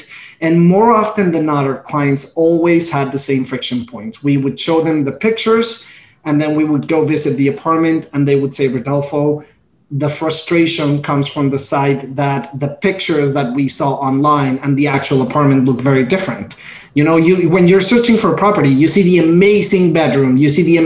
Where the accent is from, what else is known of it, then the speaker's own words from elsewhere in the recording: Mexico; moved away as an adult; now in New York, United States; Born and raised in Mexico, proud Mexican here.